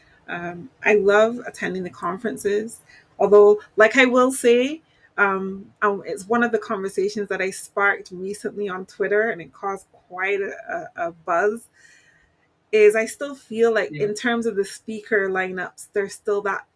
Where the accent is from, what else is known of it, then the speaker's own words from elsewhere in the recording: Manchester, North West England, United Kingdom; moved away; I'm originally from Manchester